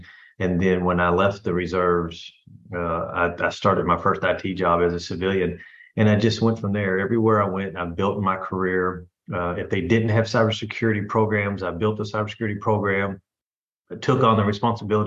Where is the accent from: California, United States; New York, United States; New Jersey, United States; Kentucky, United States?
Kentucky, United States; Louisville; moved away; I'm originally from Louisville, Kentucky